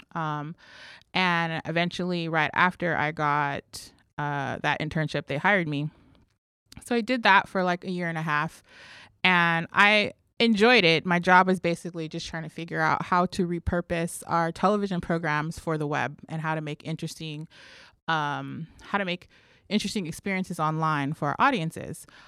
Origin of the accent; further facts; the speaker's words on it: Los Angeles, California, United States; also born or lived in New Mexico; now in New York City, United States; when I was about one years old, we moved, my mother and I moved to live with some family here in L A. And so specifically, we lived in Compton and Watts